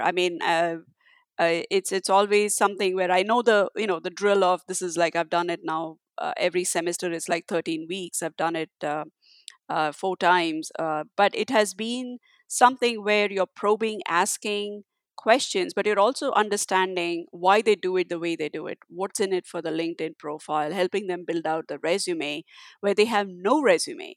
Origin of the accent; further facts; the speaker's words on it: India; my parents always encouraged me for doing whatever I wanted to do growing up in India